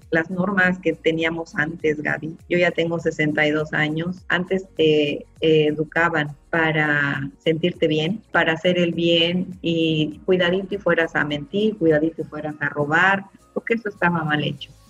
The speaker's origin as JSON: {"language": "Spanish", "region": "Morelos", "country": "Mexico", "moved": "yes", "lives_now": "Cancún, Mexico", "said": "me deshidraté porque nosotros llegamos del estado de Morelos"}